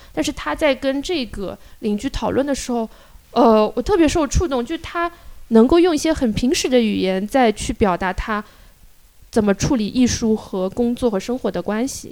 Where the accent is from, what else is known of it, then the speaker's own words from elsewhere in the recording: rural Shanghai, China; 我从小嗯。在上海的乡村